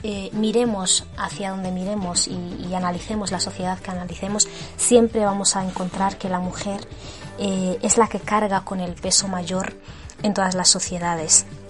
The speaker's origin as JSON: {"language": "Spanish", "country": "Western Sahara", "said": "sin la mujer saharaui nuestra lucha no tendría sentido"}